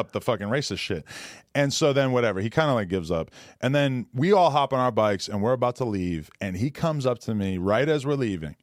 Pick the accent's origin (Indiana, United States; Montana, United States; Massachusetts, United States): Massachusetts, United States; Boston; moved away; I'm from Boston